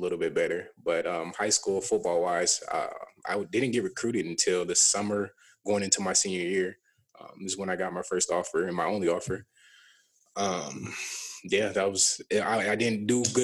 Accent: Burnsville, Minnesota, United States; also born or lived in Savage, Minnesota; I went to Burnsville High School. I grew up in Burnsville, but like the last like couple years of high school, my mom and us, we moved to Savage right by that Sonic.

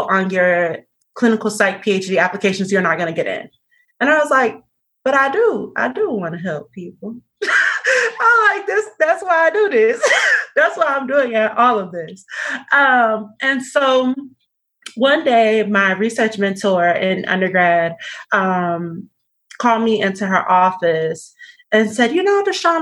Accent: Miami, Florida, United States; moved away; I'm originally from Miami, Florida

